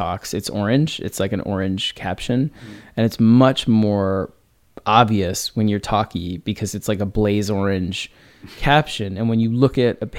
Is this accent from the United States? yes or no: yes; New York, United States; growing up in New York in the 80s